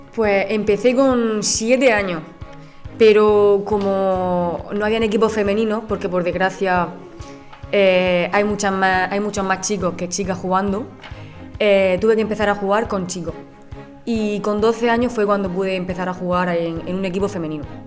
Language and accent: Spanish; Region of Murcia, Spain; soy aquí de Murcia, de la región de Murcia